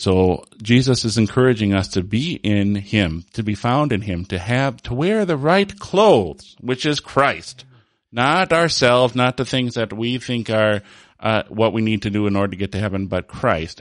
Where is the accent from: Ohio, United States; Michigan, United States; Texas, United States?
Michigan, United States; Holland; I was born in Holland, Michigan, which is, you know, a huge reformed